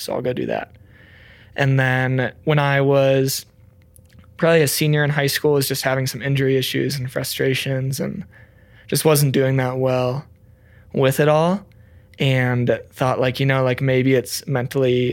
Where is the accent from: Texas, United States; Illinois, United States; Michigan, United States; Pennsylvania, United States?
Illinois, United States; Rockford; moved away as an adult; also born or lived in Gunnison, Colorado; now in Crested Butte, United States; I'm a proud native of Rockford, Illinois